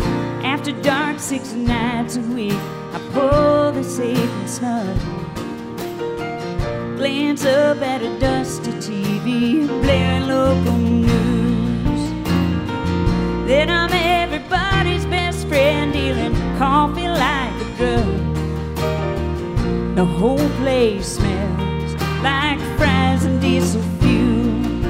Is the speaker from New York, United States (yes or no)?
no; Wellsville, Kansas, United States; now in -; Athens is a lot like my hometown, except 1,000 times bigger. I'm from a small town in the Midwest called Wellsville, Kansas.